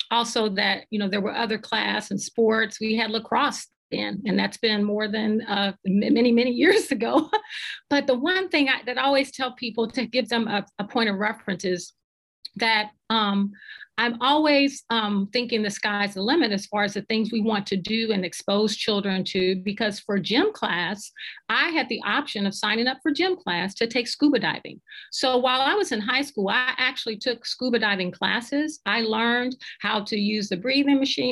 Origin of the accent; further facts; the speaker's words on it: Cincinnati, Ohio, United States; also born or lived in Woodlawn, Ohio; I'm from Cincinnati and the city of Seven Hills. And I came up during a time during desegregation. And I remember being in the fourth grade